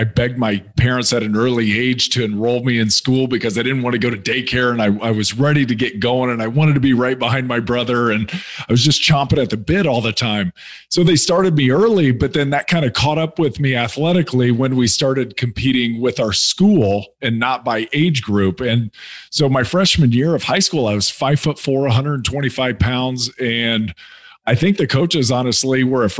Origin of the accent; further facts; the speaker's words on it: Indianapolis, Indiana, United States; Yeah, so I grew up in Indianapolis, Indiana. I'm the youngest of three siblings.